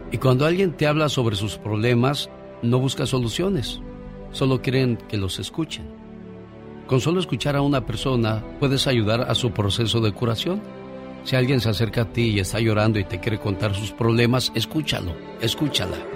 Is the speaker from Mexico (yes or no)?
yes; Matamoros, Tamaulipas, Mexico; Ay, mi tierra, mi Matamoros querido.